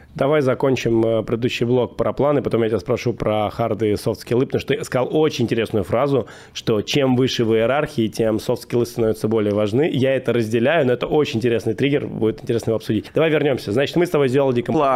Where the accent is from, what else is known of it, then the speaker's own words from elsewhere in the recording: Moscow, Russia; я родом из Москвы, прям я родился в Москве.